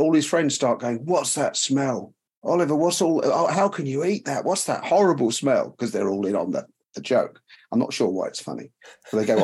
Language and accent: English; England, United Kingdom; I grew up in England